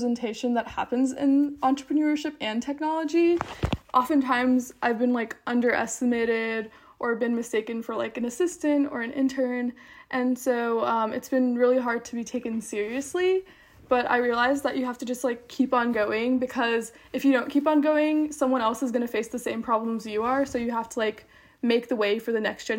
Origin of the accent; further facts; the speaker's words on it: Charlotte, North Carolina, United States; I'm from Charlotte, North Carolina